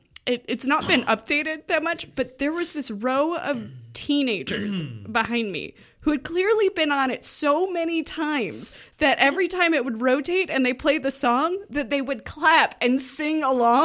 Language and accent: English; Midwest, United States; now in Canada; I grew up in the Midwest.